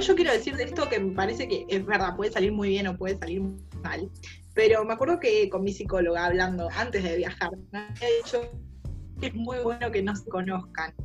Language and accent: Spanish; Argentina; now in Spain; somos argentinas